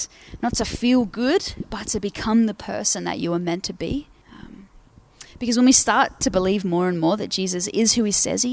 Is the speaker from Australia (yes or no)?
yes; Port Pirie, South Australia, Australia; I'm from Port Pirie.